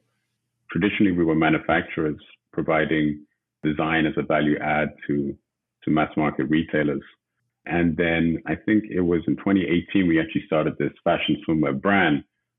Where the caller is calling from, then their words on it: Los Angeles, California, United States; calling from Los Angeles, California today.